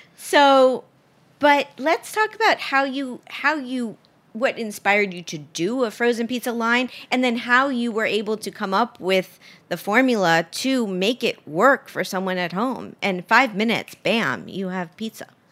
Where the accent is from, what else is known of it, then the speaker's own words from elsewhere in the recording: Miami, Florida, United States; Miami, which is my hometown